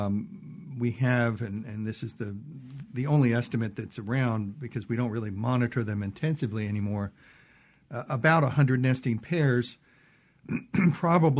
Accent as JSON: {"language": "English", "town": "Baltimore", "region": "Maryland", "country": "United States", "tie": "born or raised there", "also_born_or_lived": "Virginia", "moved": "as an adult", "lives_now": "Mississippi, United States", "said": "I'm originally from Baltimore, Maryland"}